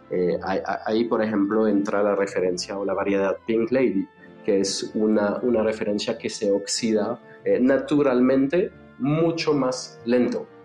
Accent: France; accent: French; Spanish is a second language; Eh, van a darse cuenta que sí se me sale el acento francés.

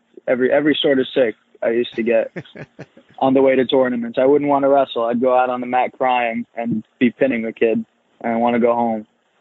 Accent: New York City, New York, United States; I grew up in Coney Island in Brooklyn, and my dad's always, I mean, I still live there now

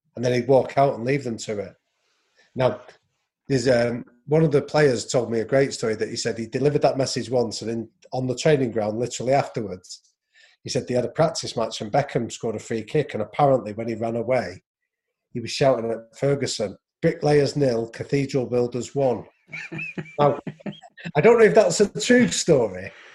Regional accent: England, United Kingdom; I was a white English guy

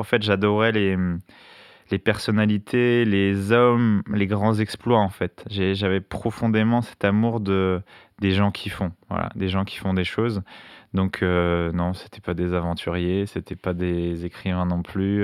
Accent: La Courneuve, Île-de-France, France; je viens de la Courneuve en hein, dans le 93

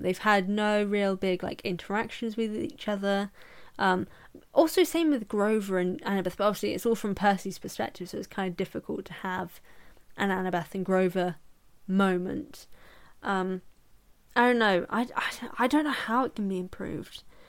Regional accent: England, United Kingdom; I'm English

